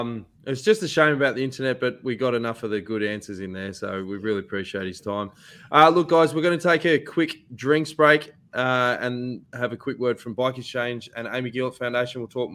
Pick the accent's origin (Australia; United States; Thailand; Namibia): Australia; Being an Aussie and being a former Green Edge boy, we want to see you do well, mate.